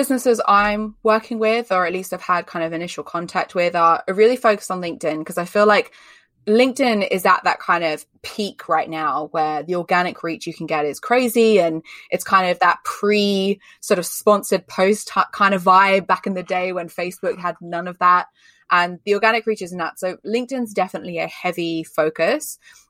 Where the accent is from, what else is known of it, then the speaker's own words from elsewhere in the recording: Australia; now in United Kingdom; So if you can't tell from my accent, I live in the UK. I'm not from the UK, I'm Australian, but I live in the UK, so I sound really English.